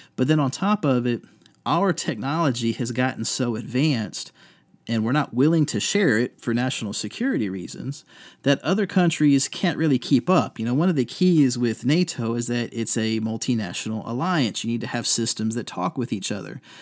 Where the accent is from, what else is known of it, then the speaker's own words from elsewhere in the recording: Virginia Beach, Virginia, United States; also born or lived in Fredericksburg, Virginia; now in Durham, United States; I grew up in Virginia Beach.